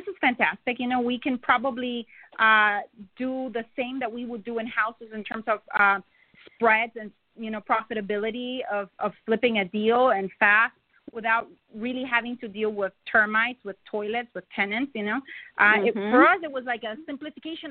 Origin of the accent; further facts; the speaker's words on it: Honduras; moved away as an adult; now in United States; I'm from Honduras.